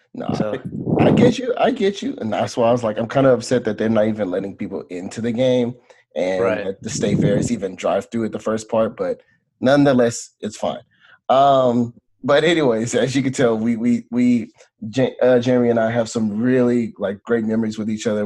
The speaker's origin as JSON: {"language": "English", "town": "Beaumont", "region": "Texas", "country": "United States", "tie": "born or raised there", "moved": "yes"}